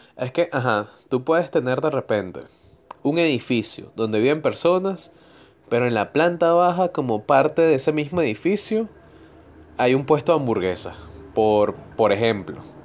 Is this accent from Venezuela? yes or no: yes; Venezuela; now in Argentina; soy de Venezuela, cómo llegué a Argentina